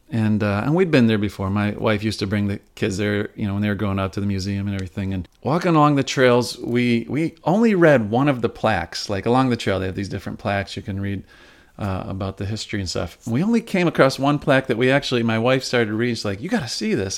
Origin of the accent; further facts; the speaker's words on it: Upstate New York, United States; now in Rochester, United States; I wasn't born and raised in Rochester. I am an upstate New Yorker